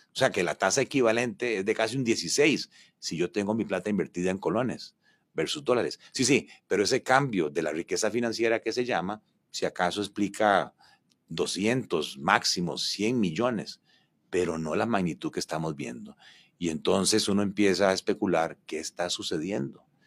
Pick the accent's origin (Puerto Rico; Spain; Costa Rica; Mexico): Costa Rica; Paraíso, Cartago; como decimos en Paraíso, piano. barato, barato